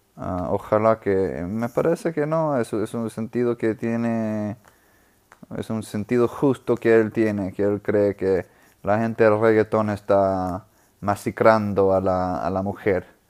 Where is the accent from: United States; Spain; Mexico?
United States; New Orleans, Louisiana; Spanish is a second language; also born or lived in South America; now in Austin, United States; en Nueva Orleans, donde yo, me crecí, de donde soy.